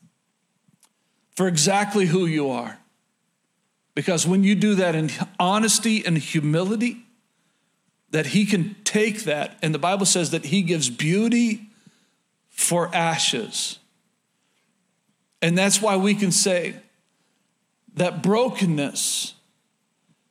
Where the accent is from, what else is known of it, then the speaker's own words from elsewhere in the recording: Oklahoma, United States; moved away as an adult; born and raised in Oklahoma